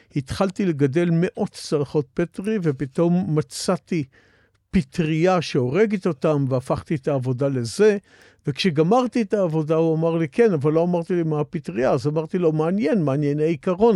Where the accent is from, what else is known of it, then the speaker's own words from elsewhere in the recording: Israel; אני מאותם בני קיבוץ שזוכרים את הקיבוץ מאוד לטובה